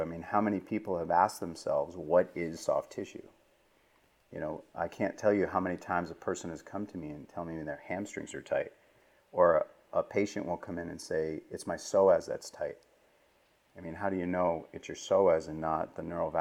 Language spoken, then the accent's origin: English; East Coast, United States; moved away as an adult; now in West Coast, United States; I grew up on the East Coast, even though now I live on the West Coast